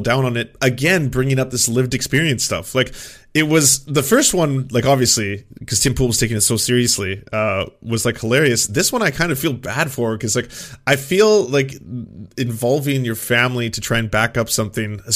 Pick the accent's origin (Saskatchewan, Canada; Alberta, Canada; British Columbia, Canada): British Columbia, Canada; Vancouver; I grew up first in Vancouver and then in a small town